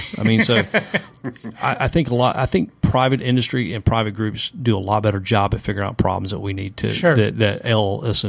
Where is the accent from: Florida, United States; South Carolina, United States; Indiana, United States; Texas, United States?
South Carolina, United States; born or raised there